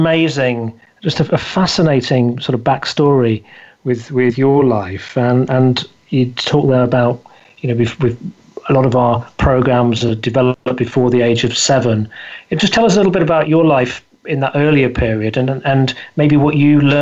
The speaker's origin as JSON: {"language": "English", "town": "Scunthorpe", "region": "Yorkshire and the Humber", "country": "United Kingdom", "tie": "born or raised there", "said": "I came from Scunthorpe in the north of England, a steel town. My father was a steel worker, went out on strike"}